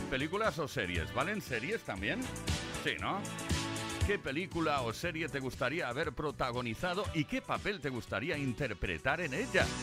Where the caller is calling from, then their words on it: Barcelona, Catalonia, Spain; Muy buenas tardes … de Barcelona.